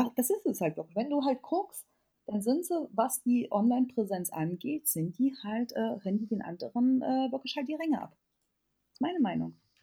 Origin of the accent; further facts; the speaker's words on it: Erfurt, Thuringia, Germany; ich komme jetzt aus Erfurt